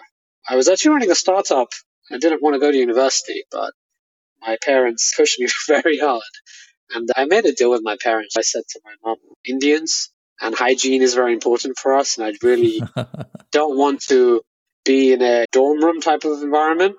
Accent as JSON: {"language": "English", "town": "Hayes", "region": "London", "country": "United Kingdom", "tie": "born or raised there", "said": "I grew up in Hayes, which is very close to Heathrow Airport."}